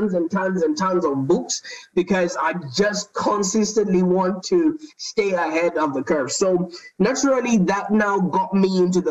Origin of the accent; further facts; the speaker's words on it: Zimbabwe; moved away as an adult; now in Melbourne, Australia; I was born in Zimbabwe. I don't know if you know where that is. That's in the southern part of Africa. And I moved to Australia about 10 years ago